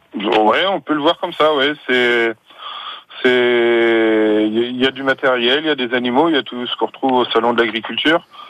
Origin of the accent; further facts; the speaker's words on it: North Mayenne, Pays de la Loire, France; chez nous dans le Nord Mayenne